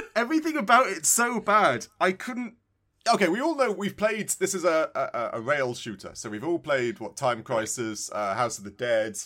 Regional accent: United Kingdom; I'm British

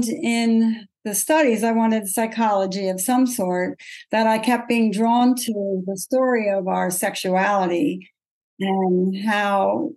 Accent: Pottstown, Pennsylvania, United States; I grew up in Pottstown, Pennsylvania, which is almost an Amish town.

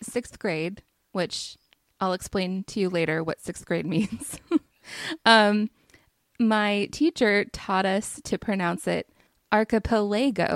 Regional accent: United States; accent: American; the American accent

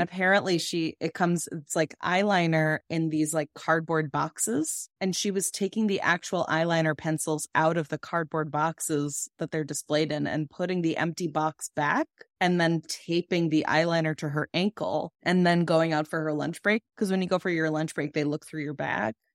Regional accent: Massapequa, New York, United States; I'm from Long Island

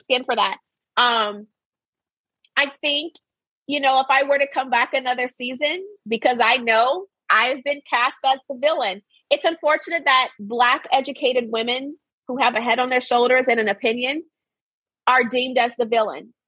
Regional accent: Arkansas, United States; I was raised in Arkansas, born and raised

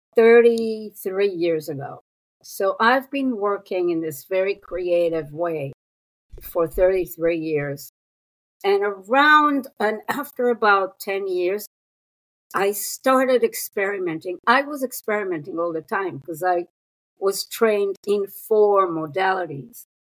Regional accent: Israel; moved away as an adult; also born or lived in New York City; I was born and raised in Israel

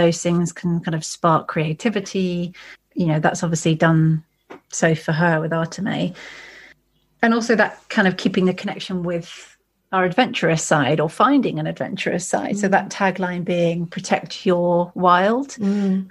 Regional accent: East Devon, South West England, United Kingdom; I grew up in the East Devon AONB.

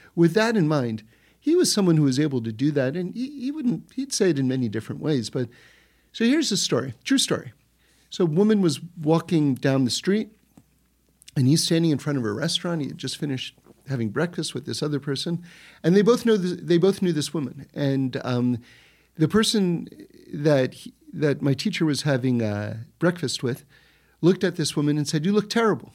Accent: New York City, New York, United States; when I was growing up in New York City

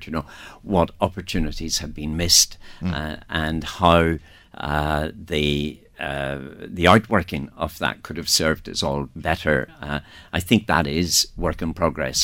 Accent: Northern Ireland, United Kingdom; moved away; I am from the north, as you can pick up from my accent, and uh, uh, you know I, I lived and worked there through throughout most of the troubles

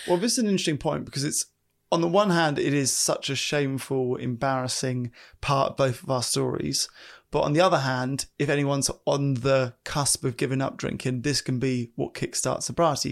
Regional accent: United Kingdom; I'm British

